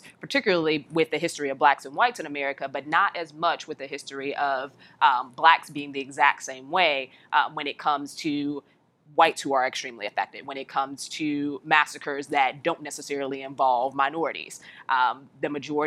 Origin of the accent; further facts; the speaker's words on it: Chicago, Illinois, United States; someone who's from the South Side, in Chicago